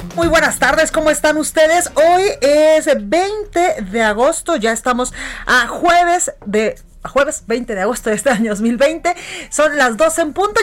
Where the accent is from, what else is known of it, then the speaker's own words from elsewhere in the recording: Guadalajara, Jalisco, Mexico; now in Mexico City, Mexico; En Guadalajara, Jalisco, en mi tierra, en la Perla Tapatía